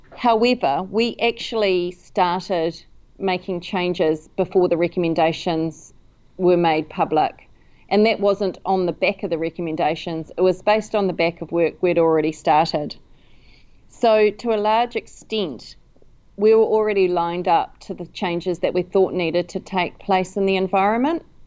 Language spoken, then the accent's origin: English; New Zealand; also born or lived in London